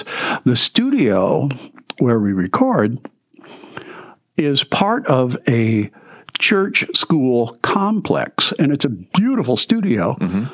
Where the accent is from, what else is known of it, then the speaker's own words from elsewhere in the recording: Detroit, Michigan, United States; I grew up in a city. I grew up in Detroit. I grew up in the suburbs.